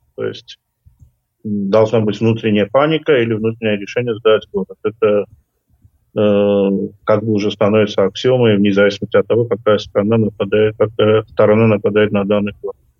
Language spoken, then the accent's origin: Russian; Armenia